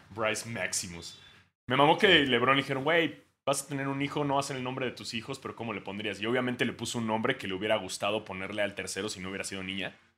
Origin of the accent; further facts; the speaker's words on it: Mexico; Uno siendo mexicano